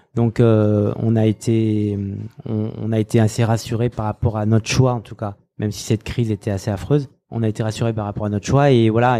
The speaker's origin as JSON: {"language": "French", "town": "Saint-Étienne", "region": "Auvergne-Rhône-Alpes", "country": "France", "also_born_or_lived": "Lyon / Paris / New York", "moved": "yes", "said": "je suis stéphanois"}